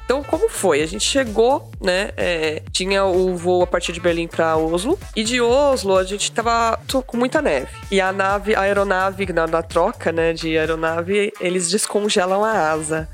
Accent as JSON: {"language": "Portuguese", "country": "Brazil", "said": "somos brasileiros"}